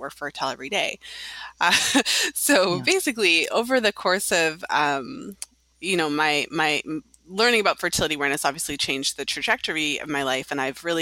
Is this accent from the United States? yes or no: no; Canada; now in Toronto, Canada; I'm in Toronto, Ontario, Canada. So I'm Canadian